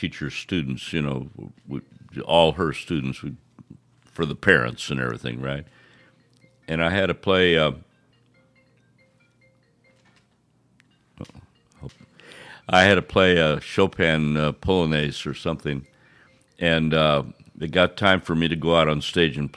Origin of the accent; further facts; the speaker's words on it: Quincy, Illinois, United States; In Quincy, Illinois, my hometown